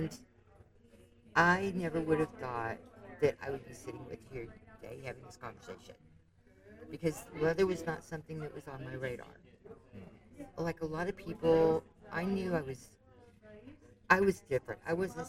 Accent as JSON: {"language": "English", "town": "Dallas", "region": "Texas", "country": "United States", "said": "I'm from Dallas"}